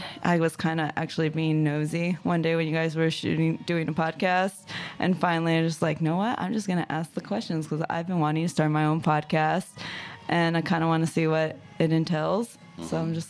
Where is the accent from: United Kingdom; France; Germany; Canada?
Germany; also born or lived in Colorado, United States; now in United States; Because I moved here a little under 2 years ago from Colorado. {S5} Okay. {S7} But I actually grew up mainly in Germany. That's the longest place I've ever lived.